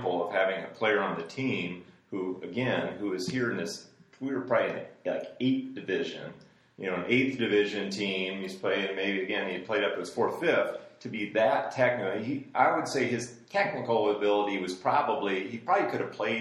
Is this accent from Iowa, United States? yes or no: yes; Urbandale, Iowa, United States; also born or lived in Germany; we ended up back in my hometown of Urbandale